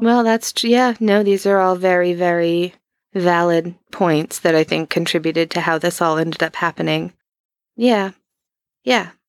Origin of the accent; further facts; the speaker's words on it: East Coast, United States; I'm from the East Coast